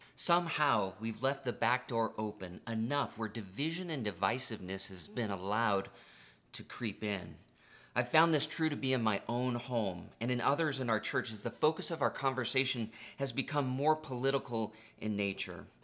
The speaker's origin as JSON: {"language": "English", "country": "United States", "said": "being American is not the most important part of my identity"}